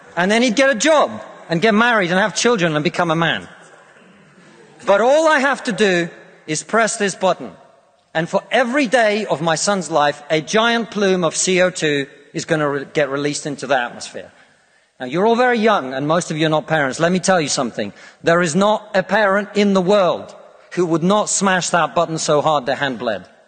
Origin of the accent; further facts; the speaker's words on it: Russia; now in United Kingdom; I come from Russia, which is not a poor country, it's a middle income country